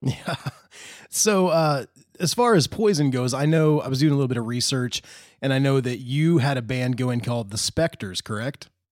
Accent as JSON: {"language": "English", "region": "Indiana", "country": "United States", "tie": "born or raised there", "moved": "as an adult", "said": "I grew up here in Indiana, I moved away to the beach and then I came back to Indiana"}